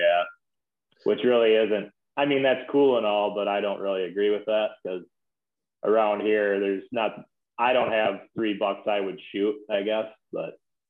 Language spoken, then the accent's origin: English; Spring Valley, Minnesota, United States; I'm from Southeast Minnesota, kind of by Rochester.